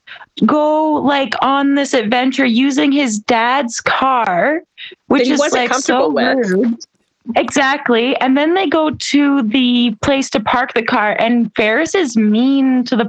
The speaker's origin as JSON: {"language": "English", "town": "Peace River", "region": "Alberta", "country": "Canada", "moved": "yes", "said": "I'm from Peace River."}